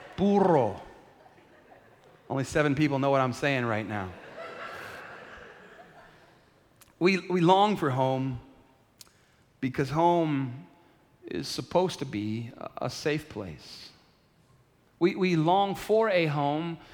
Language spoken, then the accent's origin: English; San Antonio, Texas, United States; I'm from San Antonio. I was born at the Methodist Hospital here